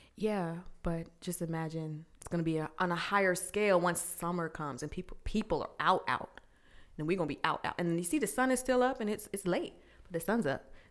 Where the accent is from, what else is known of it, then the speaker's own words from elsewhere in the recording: Glendale, Arizona, United States; moved away as an adult; also born or lived in Virginia; I was born in Virginia, but I was raised in the good old sunny Glendale, Arizona.